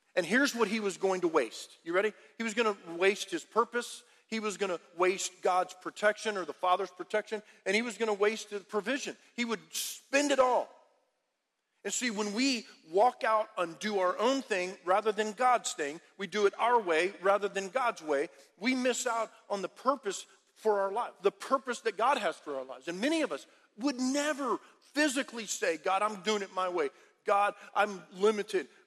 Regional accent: Harlingen, Texas, United States; I'm from Harlingen, about 25 minutes away or so

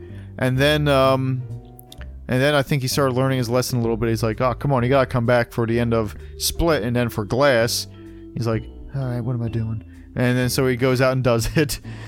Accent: Bucks County, Pennsylvania, United States; we're from Bucks County.

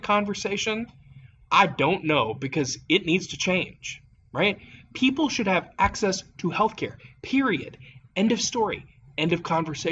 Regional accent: Appalachia, United States; as an Appalachian

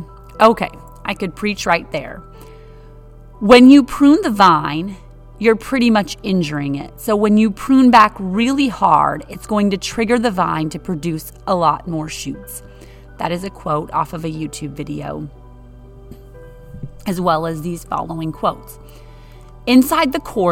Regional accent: Wisconsin, United States; I'm from Wisconsin with trees, not vines

